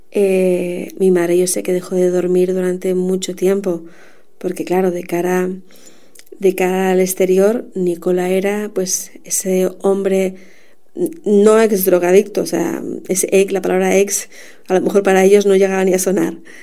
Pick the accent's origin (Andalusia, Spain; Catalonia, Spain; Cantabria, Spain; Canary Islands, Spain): Canary Islands, Spain; born or raised there; also born or lived in Madrid